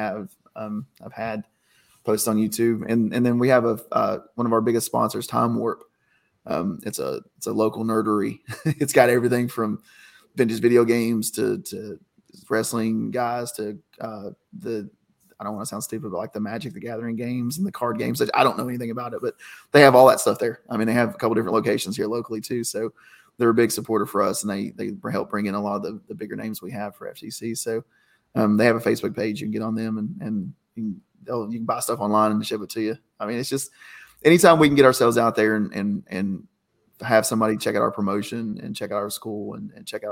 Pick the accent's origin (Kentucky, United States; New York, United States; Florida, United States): Kentucky, United States; moved away as an adult; now in Ohio, United States; I was living in my home state of Kentucky. That's, like I said, that's where I'm from